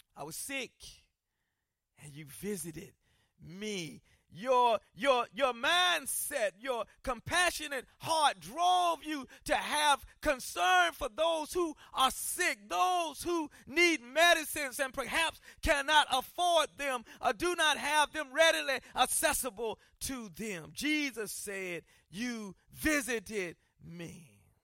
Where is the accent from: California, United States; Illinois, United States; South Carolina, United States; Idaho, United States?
South Carolina, United States; moved away; where I grew up in South Carolina